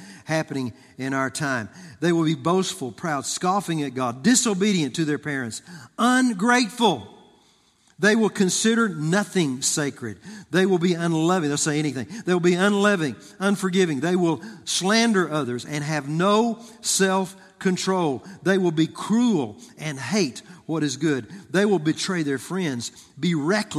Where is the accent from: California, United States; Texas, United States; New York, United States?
Texas, United States; I grew up in Texas